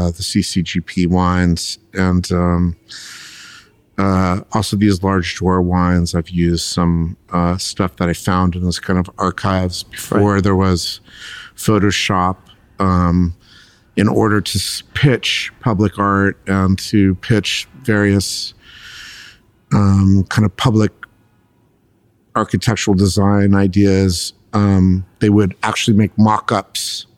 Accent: Los Angeles, California, United States; I'm a fifth generation Los Angelino

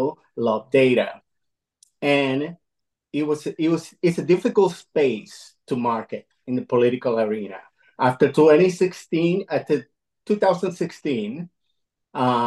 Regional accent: Caracas, Capital District, Venezuela; moved away as an adult; now in United States; I'm an immigrant. I'm fr originally from Caracas, Venezuela. I moved here in the early 90s

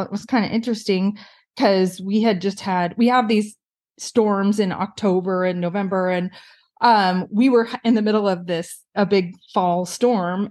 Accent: Pacific Northwest, United States; moved away as an adult; also born or lived in California; now in Seattle, United States; I grew up in the Pacific Northwest

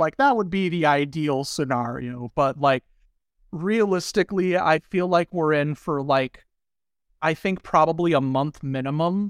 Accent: Southern Indiana, United States; I grew up in Indiana

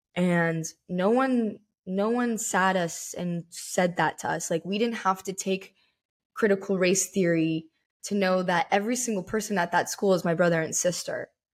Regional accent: United States; I wanna be labeled as an American

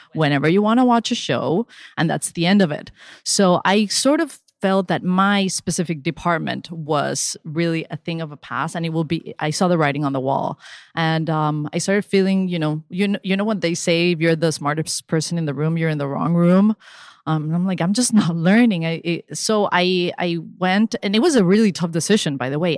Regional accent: Venezuela; moved away; also born or lived in Spain / Miami; when I was growing up in Venezuela

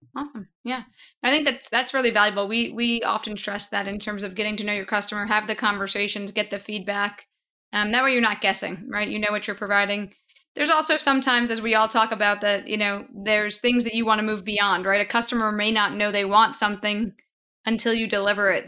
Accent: Long Island, New York, United States; moved away; I'm a native New Yorker. I grew up on Long Island

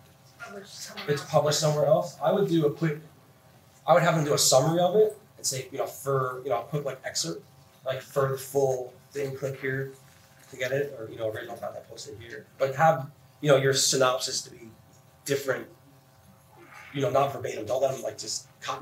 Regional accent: New Jersey, United States; now in Phoenix, United States; I'm from New Jersey

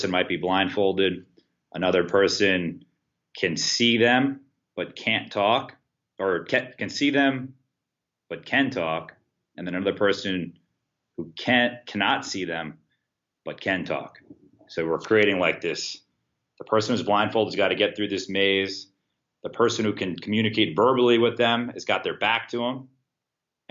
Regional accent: New York, United States; moved away as an adult; also born or lived in South Carolina / Stony Brook; now in Hartford, United States; I moved away from New York, went down to South Carolina to Winthrop University

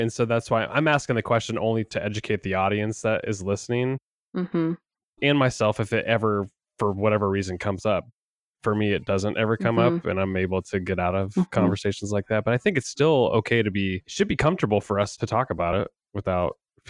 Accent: Hillsboro, Oregon, United States; Born and raised in Hillsboro, Oregon.

